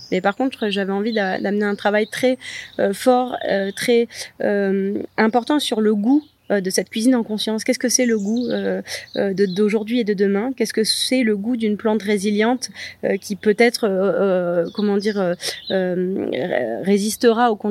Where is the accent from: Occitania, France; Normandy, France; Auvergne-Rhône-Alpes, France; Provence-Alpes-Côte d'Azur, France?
Provence-Alpes-Côte d'Azur, France; Lourmarin; J'ai été élevée à Lourmarin dans un village où tout le monde était très bienveillant, avait envie de transmettre bah, justement la culture potagère, l'agriculture.